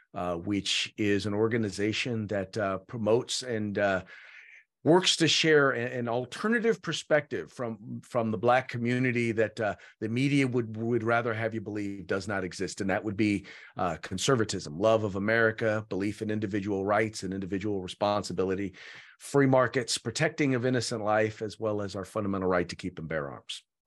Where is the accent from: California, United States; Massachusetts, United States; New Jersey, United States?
California, United States; Richmond; now in Sacramento, United States; I grew up in Richmond, California, which is, uh, the San, in the San Francisco Bay Area